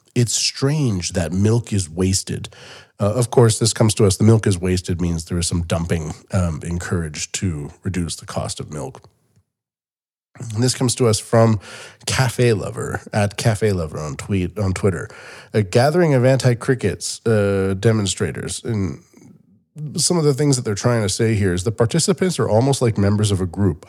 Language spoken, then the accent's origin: English; Canada; moved away as an adult; now in Japan; Canada where I'm from